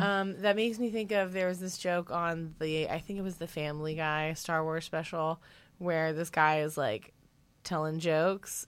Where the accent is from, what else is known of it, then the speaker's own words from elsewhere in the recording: the South, United States; I'm a southerner